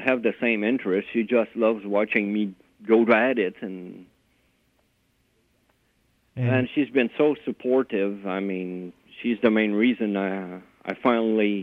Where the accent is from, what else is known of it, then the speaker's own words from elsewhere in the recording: Montreal, Quebec, Canada; moved away as an adult; now in Ontario, Canada; I grew up in Montreal